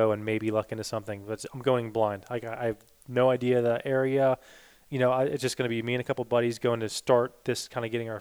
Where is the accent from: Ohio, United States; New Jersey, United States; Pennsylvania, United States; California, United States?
Pennsylvania, United States; my home state